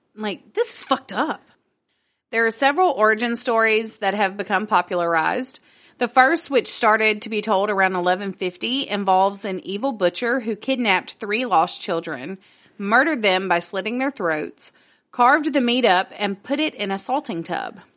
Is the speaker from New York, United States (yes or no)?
no; Northwest Louisiana, United States; accent: Southern; I'm from Northwest Louisiana. I don't know French.